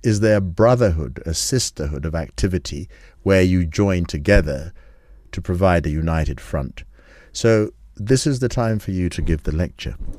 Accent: Kenya; we Kenyans

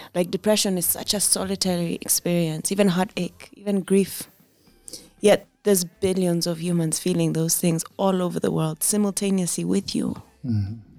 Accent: Kenya; I've never felt I was anything but Kenyan. And Kenyans come in all sorts. We too are Kenya.

